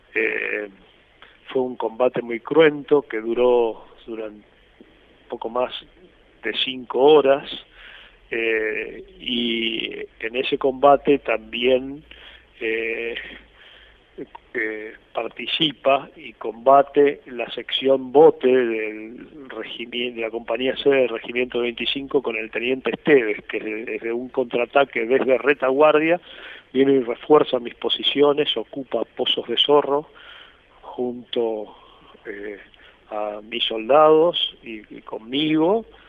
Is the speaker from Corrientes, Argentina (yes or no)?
yes; Corrientes, Argentina; estoy viviendo en la ciudad de Mercedes Corrientes, yo soy correntino